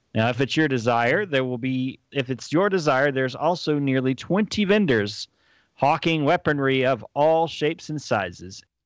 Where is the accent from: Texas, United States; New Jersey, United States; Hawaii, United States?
Texas, United States; near College Station; also born or lived in Dallas; growing up near College Station